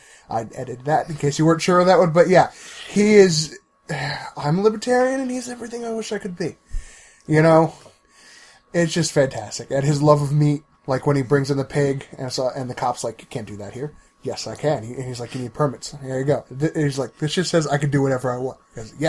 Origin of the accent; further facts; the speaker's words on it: New Jersey, United States; from Jersey.